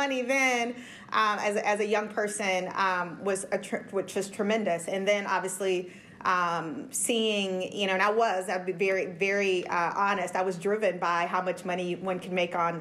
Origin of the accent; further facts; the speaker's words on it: Orange County, California, United States; I had the pleasure of growing up in Orange County, California